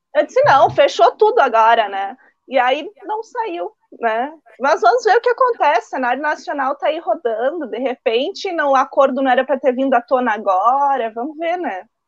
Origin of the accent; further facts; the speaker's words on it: Farroupilha, Rio Grande do Sul, Brazil; Eu sou aqui de Farroupilha, eu moro aqui em Farroupilha